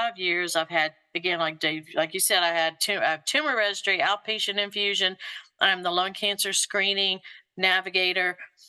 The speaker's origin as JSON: {"language": "English", "region": "Louisiana", "country": "United States", "tie": "born or raised there", "also_born_or_lived": "Kentucky / Mississippi", "moved": "as an adult", "lives_now": "Georgia, United States", "said": "I was born in Louisiana, and then my father and his work, we traveled a little bit about the South, Kentucky, Mississippi, but landed right back in the same area that he grew up and my mother grew up"}